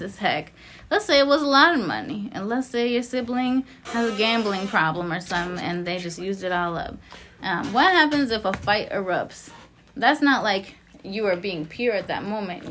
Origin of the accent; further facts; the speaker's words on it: Lawrence, United States; I grew up in Lawrence